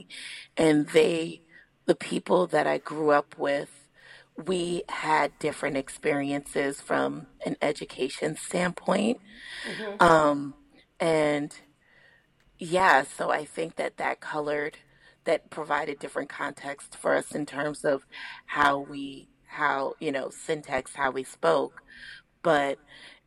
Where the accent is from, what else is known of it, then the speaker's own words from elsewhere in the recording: New York City, New York, United States; I am from the Northeast Bronx